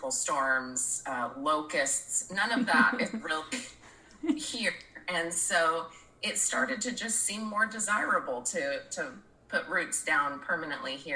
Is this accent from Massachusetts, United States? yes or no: no; Oregon, United States; moved away as an adult; I was born and raised here in Oregon